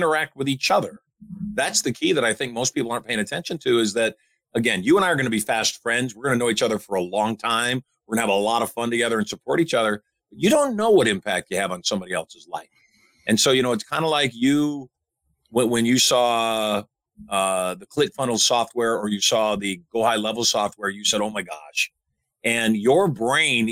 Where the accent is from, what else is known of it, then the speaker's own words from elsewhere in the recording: Michigan, United States; I grew up in Michigan